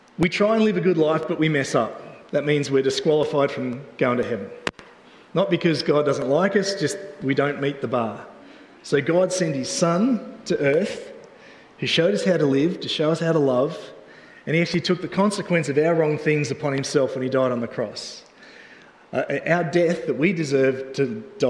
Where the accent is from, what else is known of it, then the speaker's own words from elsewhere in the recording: Australia; we're from Australia